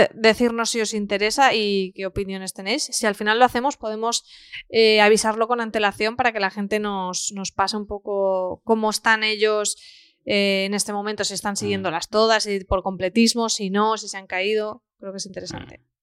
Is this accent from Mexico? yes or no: no; Spain; yo siendo pequeña lo recuerdo, pues imagínate, y eso era aquí en España